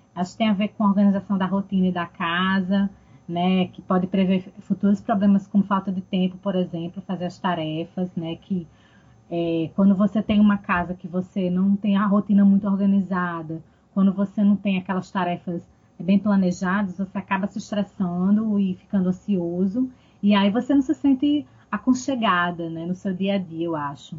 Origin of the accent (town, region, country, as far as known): Northeast Region, Brazil; accent: Nordestino